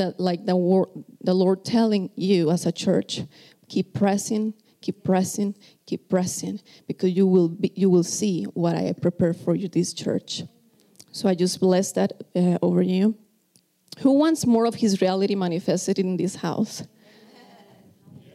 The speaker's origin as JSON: {"language": "English", "country": "Costa Rica", "second_language": "English", "moved": "yes", "said": "I am from Costa Rica, if you are first time here, so you can tell that this is my second language."}